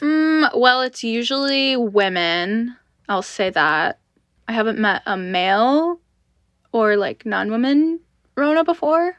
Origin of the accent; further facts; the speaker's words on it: United States; I was born in America